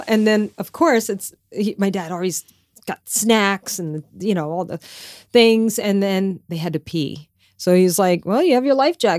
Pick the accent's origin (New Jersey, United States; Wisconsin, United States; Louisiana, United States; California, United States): Louisiana, United States; But so I grew up like in Louisiana, like everybody has fishing boats.